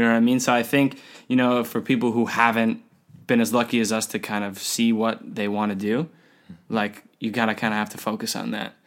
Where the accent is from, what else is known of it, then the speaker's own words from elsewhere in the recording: United States; I'm an American